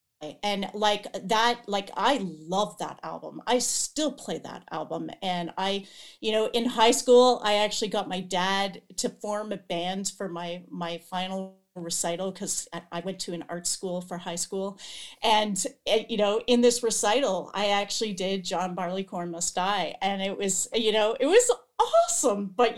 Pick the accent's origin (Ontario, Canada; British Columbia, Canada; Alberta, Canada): Ontario, Canada; Toronto; So I grew up on Toronto Island, which is it's a small group of islands in the harbor of Toronto.